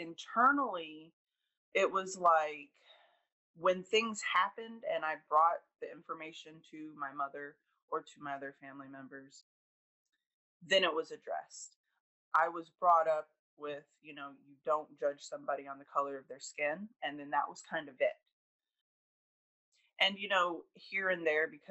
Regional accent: Southern Hillsborough County, Florida, United States; also born or lived in Columbus, Georgia / Louisiana; around the age of 8, we moved to Florida and settled in Southern Hillsborough County, and I've been here ever since.

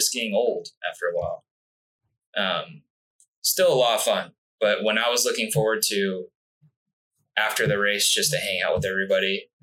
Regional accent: Alpine, California, United States; also born or lived in El Cajon, California / New Mexico / La Mesa, California; I grew up in Alpine

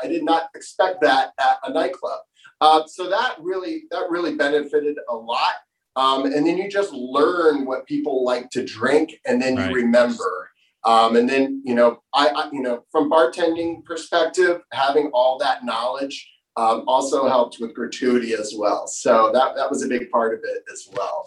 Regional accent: Florida, United States; moved away as an adult; I'm from Florida

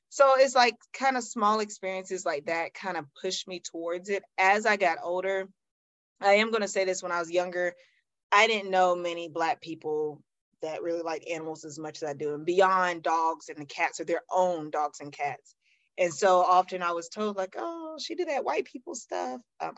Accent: Greenville, South Carolina, United States; Okay, well, I'm from Greenville, South Carolina. Used to be a smaller town, but now it's growing so much, it's not considered small anymore. But it's a town in the upper side of South Carolina. I was born th

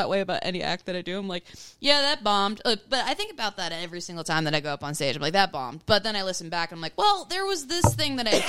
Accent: Duncansville, Pennsylvania, United States; I grew up in Duncansville

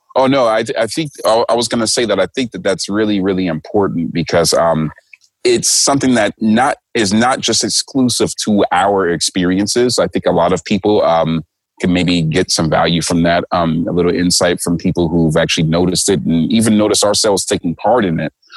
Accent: United States; moved away as an adult; now in Tokyo, Japan; I'm black and I'm from America

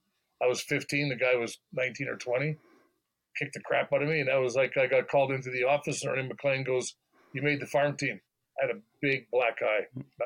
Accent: Good Soil, Saskatchewan, Canada; Back then, probably, I think it was around 175, maybe 200 at the most.

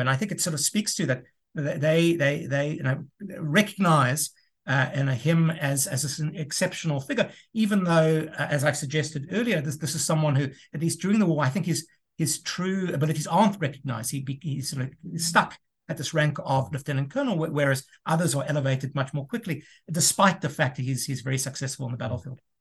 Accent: South Africa; moved away as an adult; also born or lived in United States; I'm originally from South Africa, returned to South Africa in, in twenty fifteen.

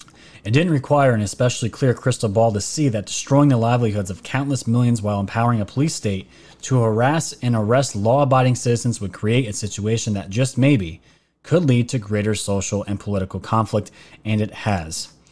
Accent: New York, United States; Everyone knows I'm from New York.

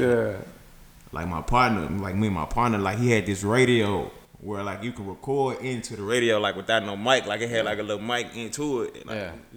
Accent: Memphis, Tennessee, United States; We we're born and raised in Memphis

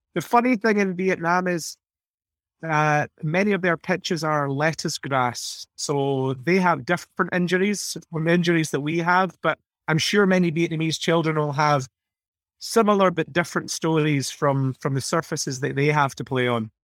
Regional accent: Scotland, United Kingdom; speaking as, as Scottish people

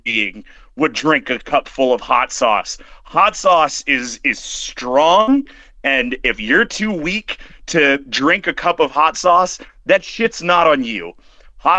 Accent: Western Pennsylvania, United States; moved away; I grew up in Western Pennsylvania, kind of in the sticks

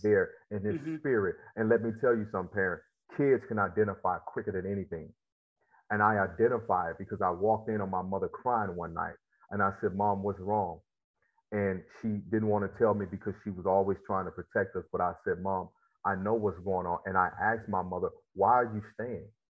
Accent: Mississippi Delta, United States; also born or lived in Memphis; I grew up in Mississippi and um, in the Delta, actually, uh, about an hour uh, from Memphis

